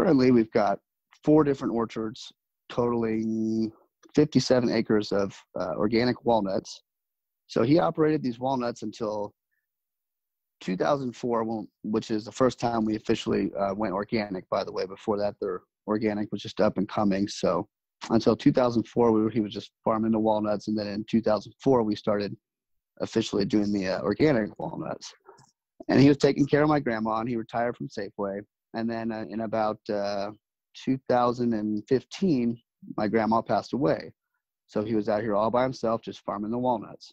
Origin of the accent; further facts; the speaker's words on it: Texas, United States; now in California, United States; I grew up in Texas for the most part